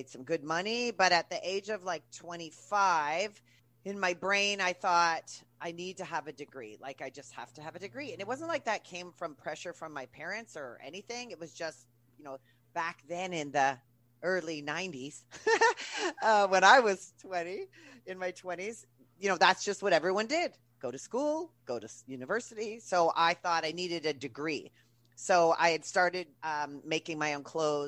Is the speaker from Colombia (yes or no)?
no; Manitoba, Canada; moved away as an adult; also born or lived in Vancouver, Canada; I'm from Canada. So we call it university. College is university here. And I'm from the center of Canada. And I wanted to get the hell out. So I picked a major that you couldn't do in flat Manitoba